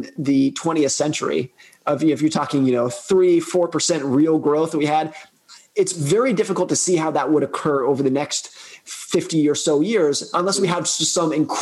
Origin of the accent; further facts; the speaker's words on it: United States; my home country